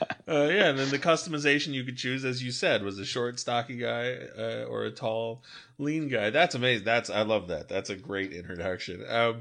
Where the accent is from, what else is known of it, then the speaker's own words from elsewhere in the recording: Long Beach, California, United States; For those of our listeners who know, I grew up in Long Beach.